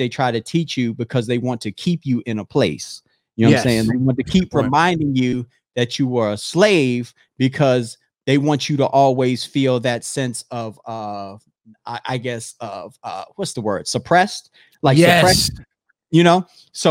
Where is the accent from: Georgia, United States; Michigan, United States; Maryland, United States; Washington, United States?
Maryland, United States; Howard County; I grew up in Howard County, Maryland